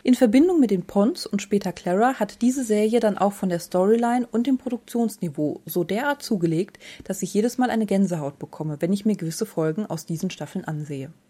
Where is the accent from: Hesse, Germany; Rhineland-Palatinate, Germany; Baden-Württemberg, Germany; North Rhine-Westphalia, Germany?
Baden-Württemberg, Germany; the Freiburg area; Ich bin ja aus der Gegend, habe eine Zeit lang dort studiert